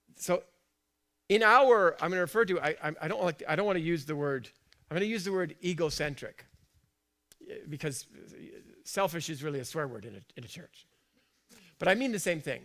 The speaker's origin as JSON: {"language": "English", "country": "United Kingdom", "said": "I'm British"}